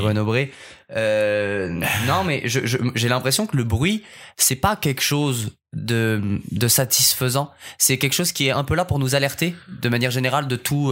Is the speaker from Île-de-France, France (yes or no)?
yes; Paris, Île-de-France, France; Tu viens d'où en France Je lui dis Paris